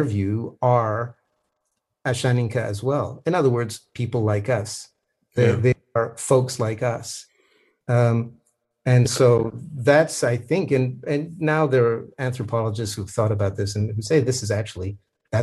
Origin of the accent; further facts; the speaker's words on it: Canada; I am a Canadian